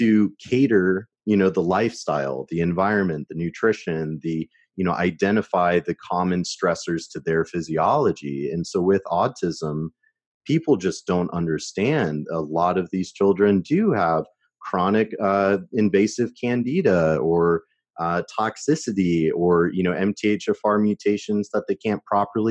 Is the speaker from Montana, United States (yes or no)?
no; Shawnee, Kansas, United States; I was born in Shawnee, Kansas